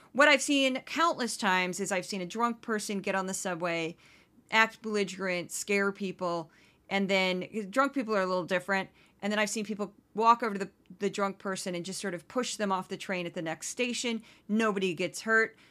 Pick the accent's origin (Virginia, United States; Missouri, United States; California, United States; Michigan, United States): Missouri, United States; St. Louis; moved away as an adult; also born or lived in Brooklyn, New York; now in New York, United States; my hometown of Saint Louis